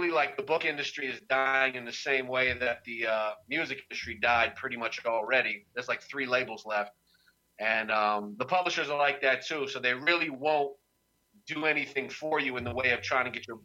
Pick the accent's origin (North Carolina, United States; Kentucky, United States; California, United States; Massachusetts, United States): North Carolina, United States; Durham; moved away as an adult; also born or lived in New York; born and raised in Durham.